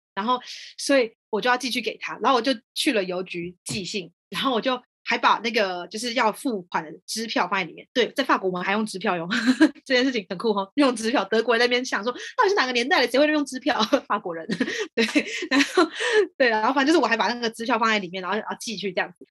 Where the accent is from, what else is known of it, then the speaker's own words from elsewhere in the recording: Taiwan; moved away as an adult; now in France; 像我们台湾人哦，我们下班之后跟同事出去吃饭，那我们吃饭都可能还在讨论工作的东西